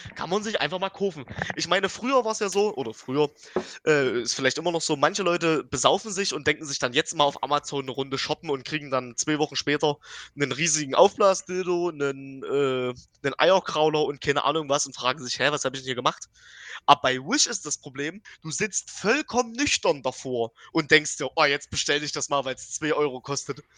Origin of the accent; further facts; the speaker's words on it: Dresden, Saxony, Germany; ich als Dresdner wohne ja schon äh, anderthalb Stunden weit weg.